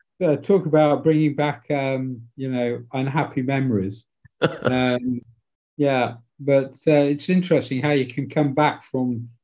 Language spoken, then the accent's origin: English; Leeds, Yorkshire and the Humber, United Kingdom; How did you know I was born in Leeds?